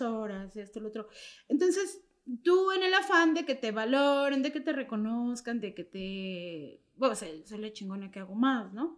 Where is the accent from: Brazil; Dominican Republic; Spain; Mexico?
Mexico; Mexico City; ya no vivo, pero soy originaria de la Doctores